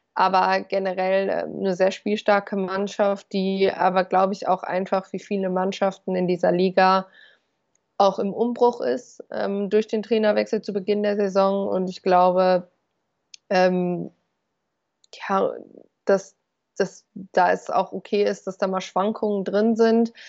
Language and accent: German; North Rhine-Westphalia, Germany; Ich komme aus Ostwestfalen